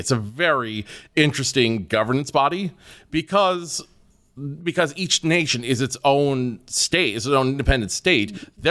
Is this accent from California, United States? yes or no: yes; Rio Grande, California, United States; I think my favorite course is the one I grew up with in Rio Grande, California, Black Lake.